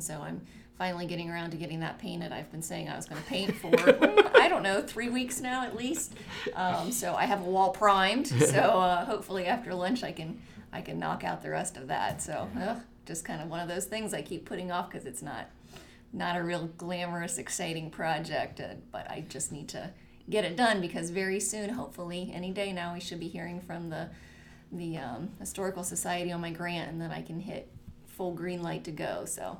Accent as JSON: {"language": "English", "town": "West Lafayette", "region": "Indiana", "country": "United States", "tie": "born or raised there", "said": "that West Lafayette is my hometown."}